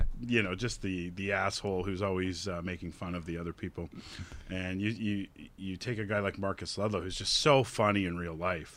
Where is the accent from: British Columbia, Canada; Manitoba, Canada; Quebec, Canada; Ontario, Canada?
Ontario, Canada; Collingwood; I'm from Collingwood